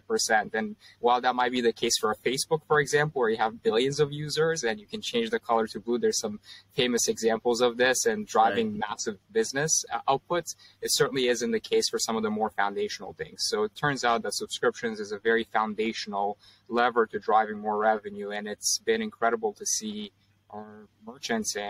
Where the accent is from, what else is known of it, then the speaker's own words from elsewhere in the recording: Canada; moved away as an adult; now in Bay Area, United States; I grew up in Canada and I moved to the Bay Area about 4 years ago